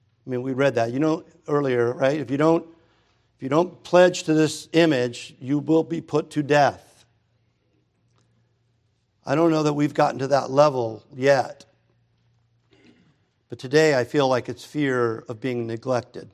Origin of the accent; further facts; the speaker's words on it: United States; I'm an American